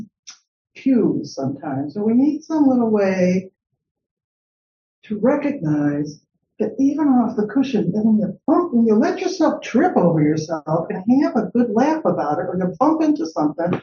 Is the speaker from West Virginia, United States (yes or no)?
no; Chicago, Illinois, United States; I'm from Chicago.